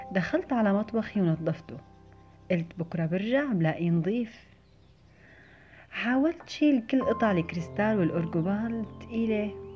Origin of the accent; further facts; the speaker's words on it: Syria; moved away as an adult; وقت طلعت من سوريا